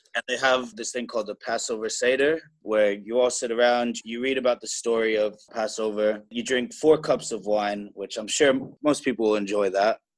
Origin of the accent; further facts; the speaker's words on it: New York, United States; moved away as an adult; also born or lived in Thailand / Cambodia; I was brought up in New York, and I was brought up Jewish.